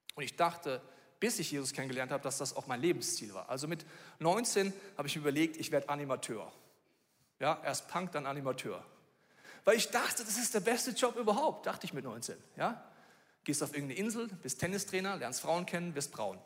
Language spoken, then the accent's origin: German; Bavaria, Germany; obwohl ich in Bayern aufgewachsen bin